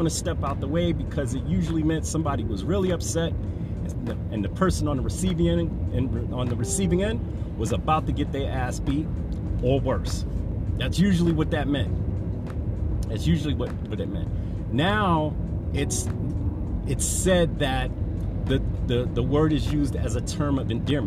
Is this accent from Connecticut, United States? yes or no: no; New York City, New York, United States; I'm from New York, from the Bronx, born in 1967